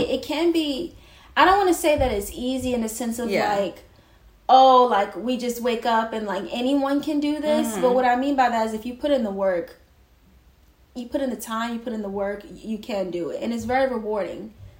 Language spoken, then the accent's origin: English; New York City, New York, United States; also born or lived in northern New Jersey; I was born in Brooklyn, an area called Flatbush. I pretty much spent the beginning of my life moving around between different parts of Brooklyn and northern New Jersey